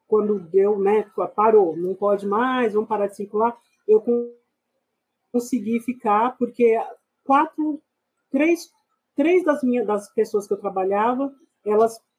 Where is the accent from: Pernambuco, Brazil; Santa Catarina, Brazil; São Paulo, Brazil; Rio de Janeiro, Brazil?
São Paulo, Brazil; also born or lived in Goiás; Eu nasci aqui em São Paulo mesmo. Eu sou paulistana, é, nasci na região do Capão Redondo, morei lá durante um bom tempo. Minha infância foi parte lá.